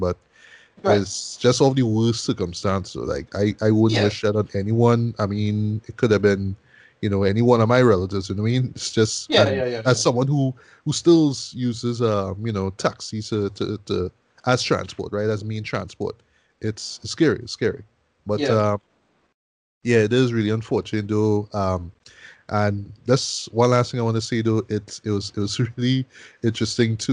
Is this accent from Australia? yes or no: no; Arima, Trinidad & Tobago; my hometown of Arima